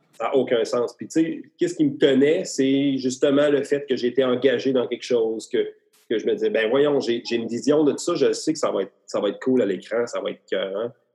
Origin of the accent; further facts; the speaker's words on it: Beauce, Quebec, Canada; je viens de la Bosse